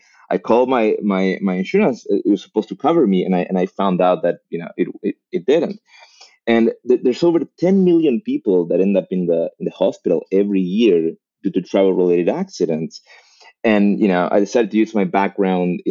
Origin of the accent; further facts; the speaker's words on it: Argentina; moved away as an adult; also born or lived in Mexico; now in Los Angeles, United States; I was born in Argentina.